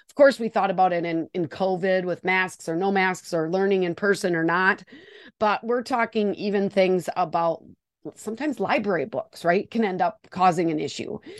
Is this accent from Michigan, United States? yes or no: no; Wisconsin, United States; accent: Wisconsin; I am joining you from Wisconsin